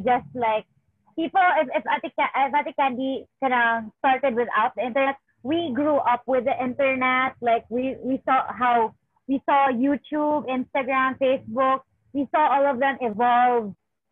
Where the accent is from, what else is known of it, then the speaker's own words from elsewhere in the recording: Cebu City, Central Visayas, Philippines; I'm female from Lahug, Cebu City.